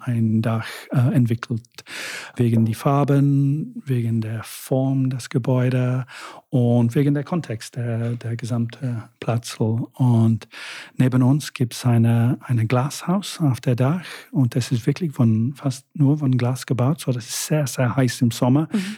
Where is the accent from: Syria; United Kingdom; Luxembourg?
United Kingdom; first language English; German is a second language; now in Vienna, Austria; Englisch ist meine Muttersprache und viele Leute lieben es, wie, die, wie wir Briten